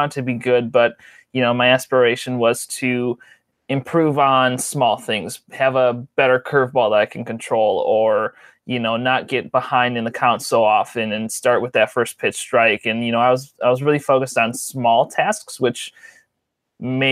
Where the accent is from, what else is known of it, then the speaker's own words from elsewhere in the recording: Port Washington, Wisconsin, United States; I was born and lived in my whole life and currently live about 25 miles north of the city of Milwaukee in a town called Port Washington. Grew up there my whole life